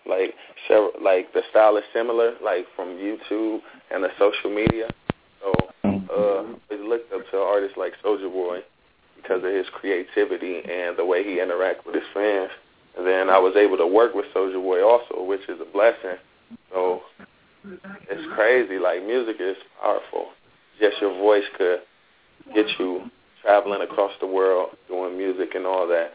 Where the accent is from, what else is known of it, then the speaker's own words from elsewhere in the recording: Los Angeles, California, United States; I'm from South Central L.A.